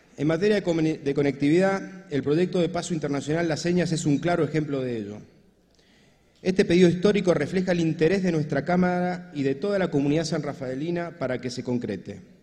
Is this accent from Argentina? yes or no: yes; Mendoza, Argentina